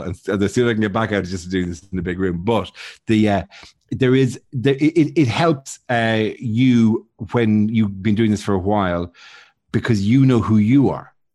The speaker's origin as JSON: {"language": "English", "town": "Bray", "region": "Leinster", "country": "Ireland", "moved": "as an adult", "lives_now": "United Kingdom", "said": "I'm from Braes"}